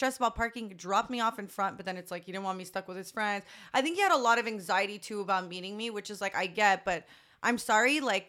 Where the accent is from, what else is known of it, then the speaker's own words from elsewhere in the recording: Canada; I guess being Canadian